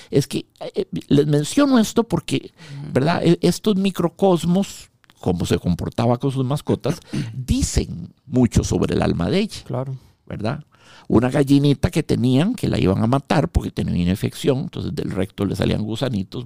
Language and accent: Spanish; Costa Rica; En el 79 salimos del Liceo Franco Costarricense